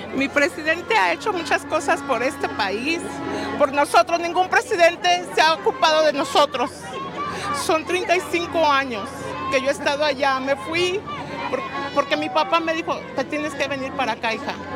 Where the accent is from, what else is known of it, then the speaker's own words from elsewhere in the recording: San Luis Potosí, Mexico; moved away as an adult; now in Chicago, United States; Yo soy de San Luis Potosí, capital